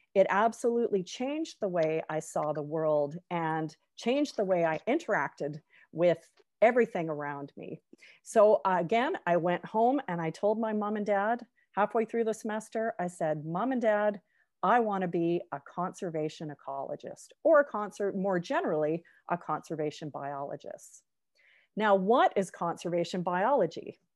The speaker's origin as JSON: {"language": "English", "town": "Victoria", "region": "British Columbia", "country": "Canada", "tie": "born or raised there", "said": "I grew up in Victoria on, uh, the, uh, west coast of Canada"}